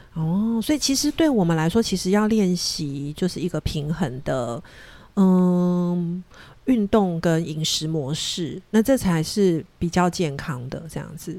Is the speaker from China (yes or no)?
no; Taiwan; 我们台湾人